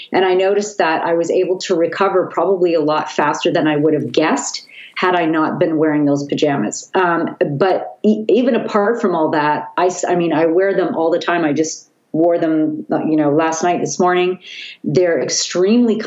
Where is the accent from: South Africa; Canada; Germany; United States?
Canada; Vancouver, British Columbia; I'm from Vancouver